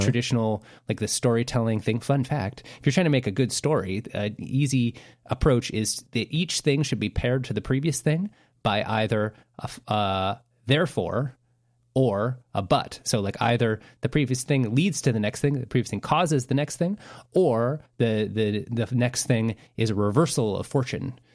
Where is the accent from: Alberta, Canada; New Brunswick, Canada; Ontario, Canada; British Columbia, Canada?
British Columbia, Canada; Vancouver; we're from Vancouver